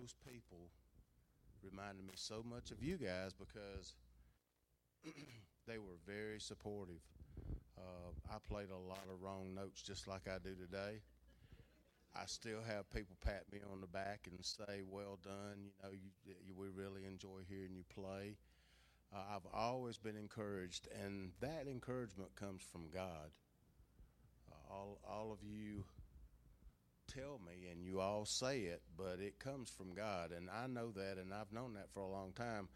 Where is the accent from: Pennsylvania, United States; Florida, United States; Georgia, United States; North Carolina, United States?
Georgia, United States; Jackson County; also born or lived in Athens, Georgia / Clarke County, Georgia; I grew up in Jackson County.